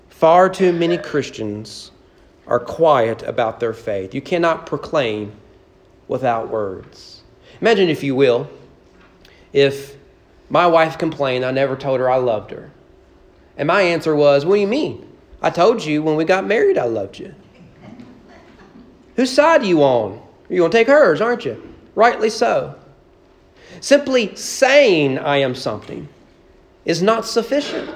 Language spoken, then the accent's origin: English; United States; we as American evangelicals